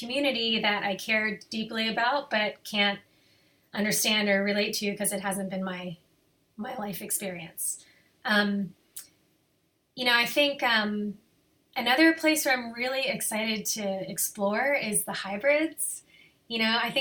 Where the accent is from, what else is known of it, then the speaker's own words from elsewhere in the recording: Lexington, Kentucky, United States; moved away as an adult; also born or lived in Arlington, Virginia; now in Boulder, United States; I grew up in Lexington, Kentucky